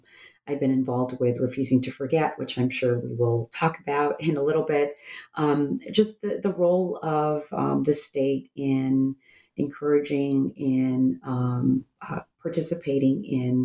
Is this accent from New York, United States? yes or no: no; Rio Grande Valley, Texas, United States; I'm from the Rio Grande Valley